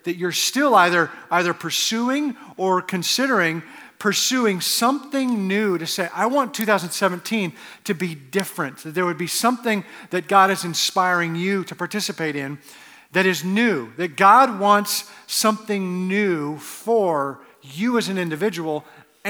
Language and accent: English; Edmonton, Alberta, Canada; also born or lived in Cincinnati; now in Arizona, United States; I'm from Edmonton